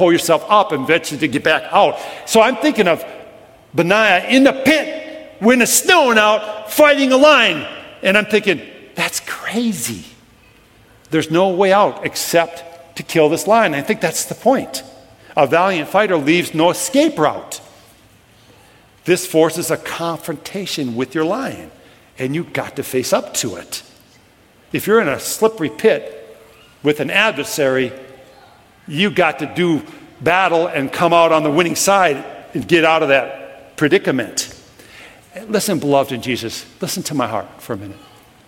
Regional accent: Brooklyn Park, Minnesota, United States; I grew up in Brooklyn Park. I lived about a quarter mile off the Mississippi River

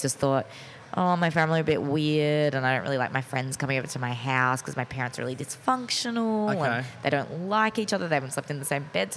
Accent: Mornington, Victoria, Australia; I grew up in Mornington

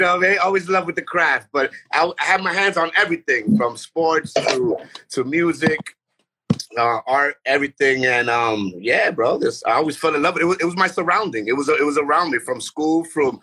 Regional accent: New York City, New York, United States; also born or lived in Bedford-Stuyvesant, Brooklyn / Puerto Rico; growing up in Bushwick, Myrtle and Broadway section, Arion Place

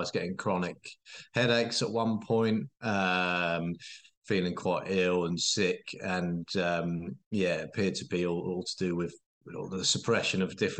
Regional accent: Norwich, East of England, United Kingdom; So, I'm from Norwich, 34 years of age

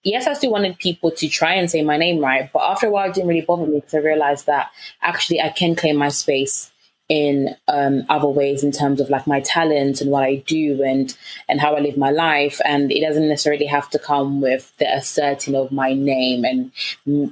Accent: Zambia; moved away; I'm not from London. I'm originally Zambian, and I have, the South African Zulu heritage to my family

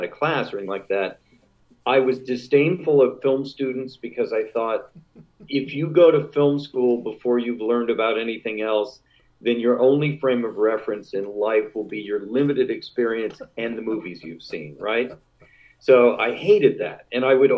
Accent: San Francisco, California, United States; I grew up in San Francisco

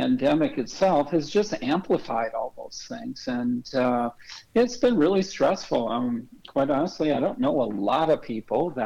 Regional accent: St. Louis Park, Minnesota, United States; moved away as an adult; also born or lived in Wisconsin; I'm originally from Minneapolis and St. Louis Park specifically, went to high school there.

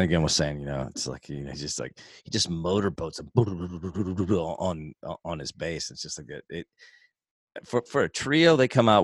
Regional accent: Houston, Texas, United States; When I was a kid, I grew up in Tanglewood in Houston, Texas

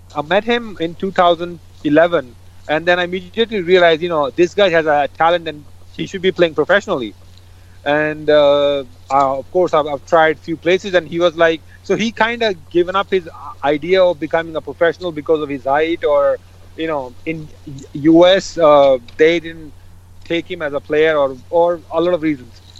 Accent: Japan; also born or lived in Delhi / Punjab; now in Gurgaon, India; I was born and raised in uh, Japan, and uh, we have a house in Delhi

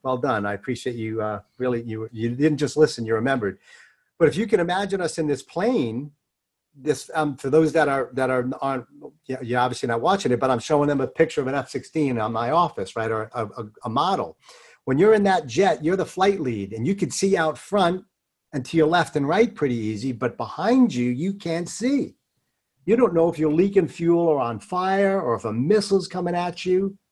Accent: New York, United States; I'm a Jew from New York

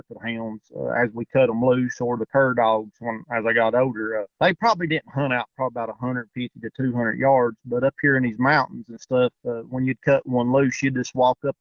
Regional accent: Tazewell County, Southwest Virginia, United States; I'm from Southwest Virginia. I live in Tazewell County. I've lived in this area basically my whole life, growed up here

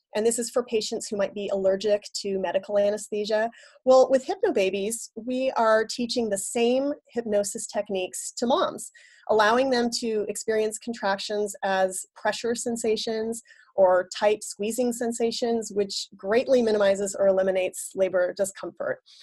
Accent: San Francisco Bay Area, California, United States; moved away as an adult; now in Boston, United States; I'm originally from the San Francisco Bay Area, but I've called the Boston area home for the last seven years

